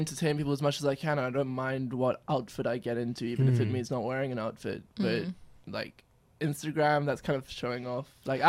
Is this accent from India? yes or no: no; South Africa; also born or lived in London; I'm from South Africa. I was born in London, though